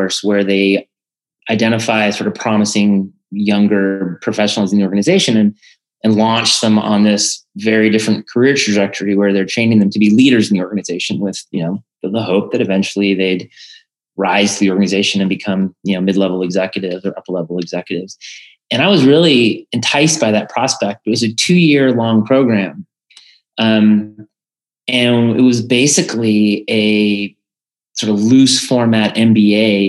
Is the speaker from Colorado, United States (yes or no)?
yes; Colorado, United States; I'm originally from Colorado.